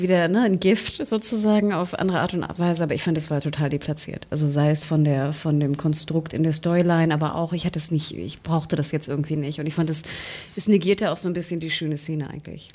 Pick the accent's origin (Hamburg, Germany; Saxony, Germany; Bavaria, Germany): Hamburg, Germany; ich komme ja aus Hamburg